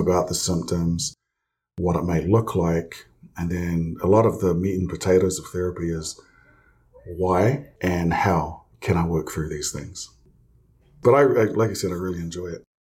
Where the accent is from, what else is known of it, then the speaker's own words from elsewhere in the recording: New Zealand; moved away as an adult; also born or lived in Provo, Utah; now in United States; I'm from New Zealand. Um, originally, I grew up there for, uh, gosh, the first twenty-one years of my life